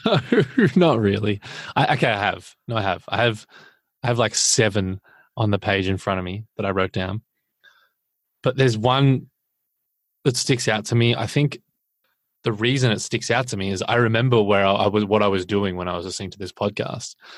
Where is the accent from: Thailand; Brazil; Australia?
Australia; as an Australian